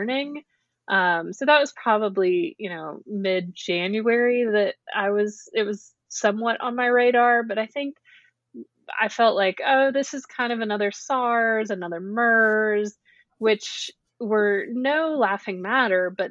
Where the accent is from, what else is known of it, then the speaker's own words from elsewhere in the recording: North Carolina, United States; also born or lived in Chapel Hill / Baltimore; I'm from North Carolina. I was raised here and I came through the public school system in North Carolina